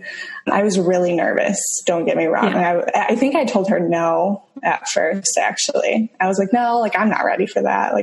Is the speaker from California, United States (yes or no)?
no; Michigan, United States; moved away as an adult; also born or lived in Toledo, Ohio / Tampa Bay, Florida; now in St. Petersburg, United States; I am originally from Michigan.